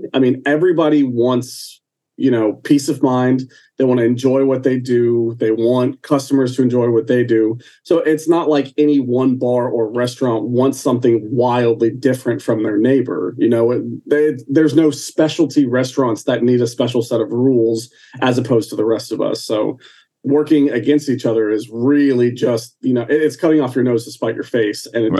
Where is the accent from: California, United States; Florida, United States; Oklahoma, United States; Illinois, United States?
Florida, United States; Orlando; I'm an Orlando boy.